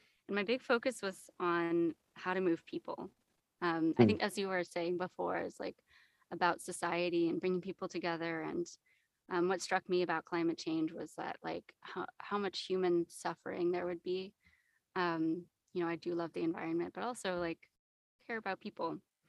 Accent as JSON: {"language": "English", "region": "California", "country": "United States", "tie": "born or raised there", "also_born_or_lived": "Australia", "moved": "as an adult", "said": "I was born and raised in the U.S. I moved around quite a lot, but I would say California is my home. So when I was 20, I moved to Australia and I did my undergrad there."}